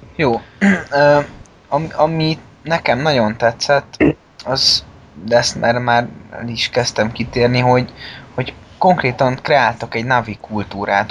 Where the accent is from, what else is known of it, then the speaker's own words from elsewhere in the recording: Budapest, Hungary; mi, mint budapesti fiatalok